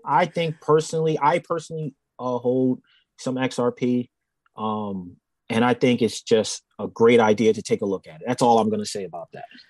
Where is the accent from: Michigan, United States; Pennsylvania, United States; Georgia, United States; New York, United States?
Pennsylvania, United States; I'm from Pennsylvania and I worked in New Jersey